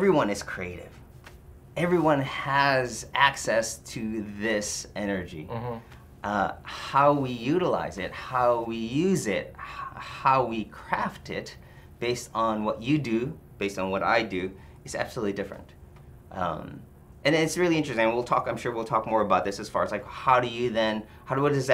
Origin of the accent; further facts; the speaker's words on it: Philippines; moved away; also born or lived in Detroit; when I grew up in the Philippines